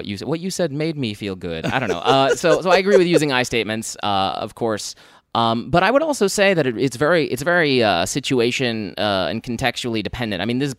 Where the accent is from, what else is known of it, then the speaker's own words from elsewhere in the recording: United Kingdom; No, but I'm British. I'm British.